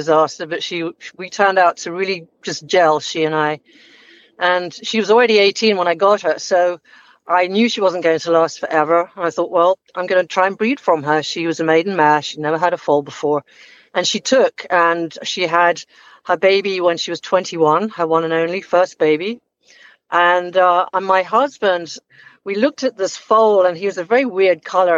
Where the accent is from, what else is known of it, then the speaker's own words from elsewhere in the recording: England, United Kingdom; now in Hilton Head Island, United States; I'm from England originally